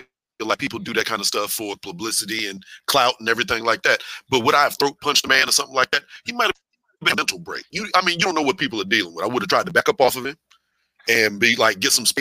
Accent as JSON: {"language": "English", "town": "Houston", "region": "Texas", "country": "United States", "said": "I'm from Houston, so I went through many hurricanes back in the day"}